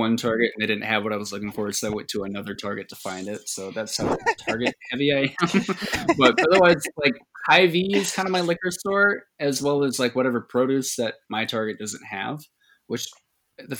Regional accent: Red Wing, Minnesota, United States; also born or lived in Duluth, Minnesota; I grew up in Red Wing, Minnesota

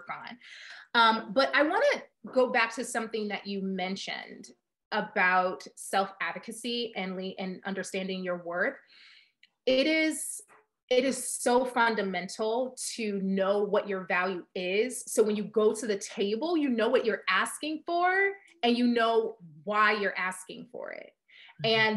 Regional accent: Chicago, Illinois, United States; I am from Chicago

